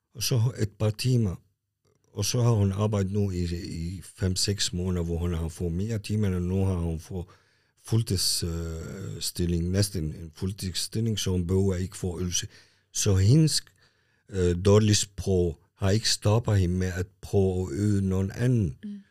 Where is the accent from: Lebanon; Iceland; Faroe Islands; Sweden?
Lebanon; now in Kalundborg, Denmark; jeg er født i Libanon. Mm. Jeg kom også som en flytning og har været i Kalamborg i 35 år